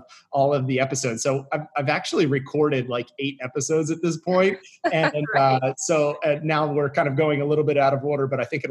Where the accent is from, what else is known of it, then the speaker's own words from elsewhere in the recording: Severna Park, Maryland, United States; also born or lived in Westminster, Maryland; I grew up in Severna Park, Maryland, sort of a suburb of Annapolis, Maryland, until I was 12 years old